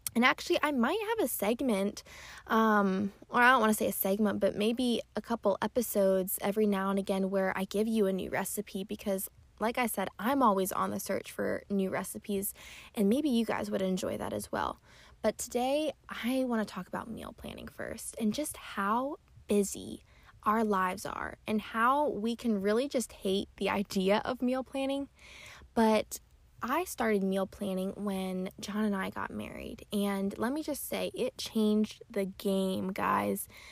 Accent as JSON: {"language": "English", "region": "Pennsylvania", "country": "United States", "moved": "yes", "said": "my family is in Pennsylvania. I'm from Pennsylvania and they're still there"}